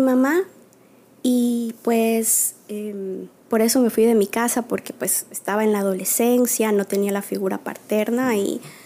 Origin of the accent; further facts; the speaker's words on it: Quito, Pichincha, Ecuador; also born or lived in La Maná, Cotopaxi, Ecuador; now in New York, United States; por el trabajo de mi papá nos radicamos en Quito, por eso yo crecí en Quito, ahí estudié en la escuela primaria